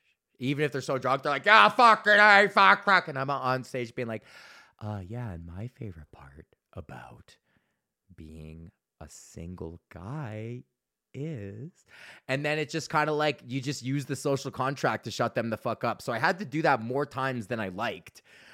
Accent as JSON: {"language": "English", "region": "Alberta", "country": "Canada", "said": "But then I mentioned that I'm from Alberta, obviously"}